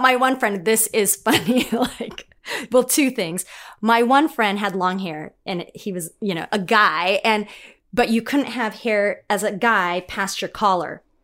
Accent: Los Angeles, California, United States; accent: Valley girl; I grew up in the Valley. I, uh, when I was a little kid, my parents moved because of work, so I grew up in Chatsworth.

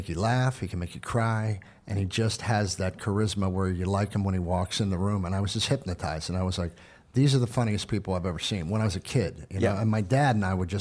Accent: Pittsburgh, Pennsylvania, United States; moved away; I'm from Pittsburgh

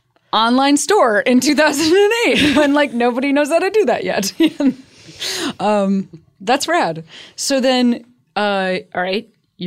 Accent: Chicago, Illinois, United States; Oh, I'm from Chicago.

